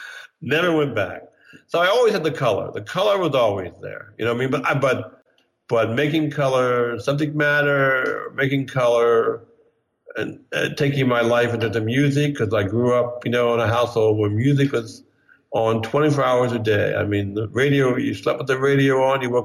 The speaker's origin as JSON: {"language": "English", "town": "Bryn Mawr", "region": "Pennsylvania", "country": "United States", "tie": "born or raised there", "also_born_or_lived": "New York", "moved": "yes", "said": "I grew up in Bryn Mawr, sort of wealthy neighborhood outside of Philadelphia, the Main Line"}